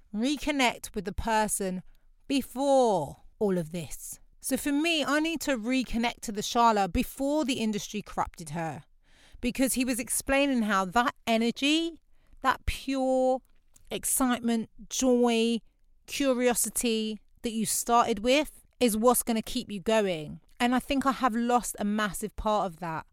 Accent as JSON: {"language": "English", "region": "London", "country": "United Kingdom", "tie": "born or raised there", "also_born_or_lived": "Canada / Grenada (family)", "said": "I grew up in Lewisham. It's a very diverse borough of London"}